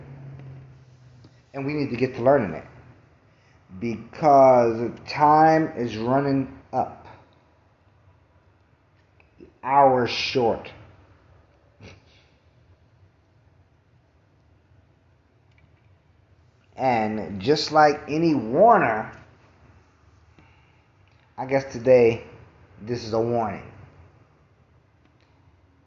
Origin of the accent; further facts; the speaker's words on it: New York City, New York, United States; I'm from Brooklyn